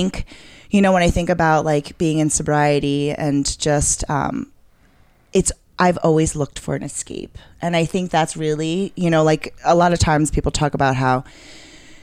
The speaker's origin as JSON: {"language": "English", "town": "New York City", "region": "New York", "country": "United States", "tie": "born or raised there", "said": "I'm a born and raised New Yorker from Queens"}